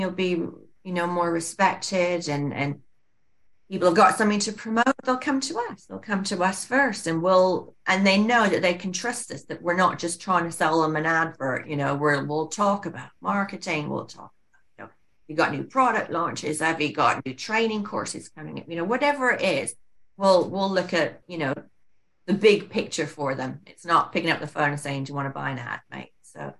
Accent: Canada; also born or lived in Singapore / Scotland; I was born there and then went back to Scotland, and then father's family's from Canada, so we went back to Canada for 14 years.

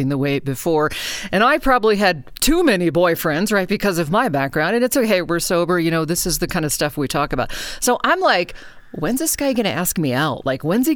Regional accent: Anchorage, Alaska, United States; now in Reno, United States; I grew up in Alaska, and so in Anchorage, actually

